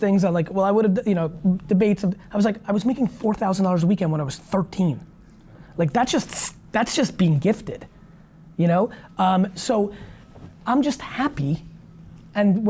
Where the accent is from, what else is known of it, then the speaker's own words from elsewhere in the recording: Russia; I was born in Soviet Russia